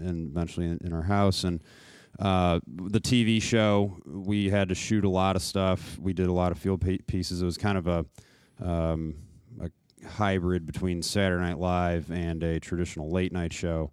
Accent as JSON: {"language": "English", "town": "Naperville", "region": "Illinois", "country": "United States", "said": "I'm from Naperville"}